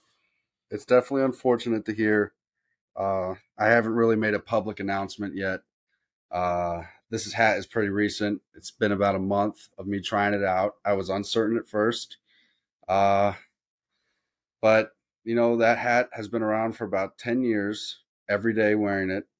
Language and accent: English; Columbia, Missouri, United States; I grew up in Columbia